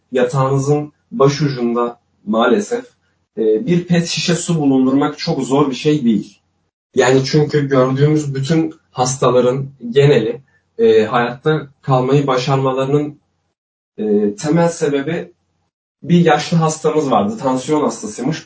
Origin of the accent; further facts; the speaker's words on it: Elazığ, Elazığ Province, Turkey; Ben Elazığ Elazığlıyım ben.